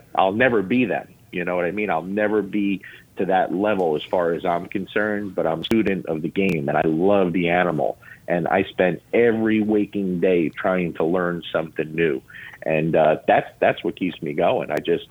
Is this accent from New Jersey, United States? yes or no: yes; Lodi, New Jersey, United States; accent: Jersey accent; now in Kentucky, United States; I'm born and raised in Lodi, New Jersey, okay? Bergen County, New Jersey. People down here, I've been here 20 years now, over 20 years in Kentucky. People down here still think I have a Jersey accent.